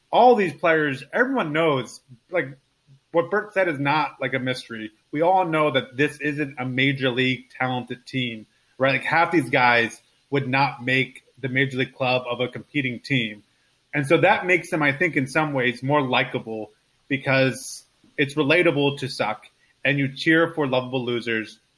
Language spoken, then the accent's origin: English; Baltimore, Maryland, United States; these are the Orioles, I'm from Baltimore. This is my team.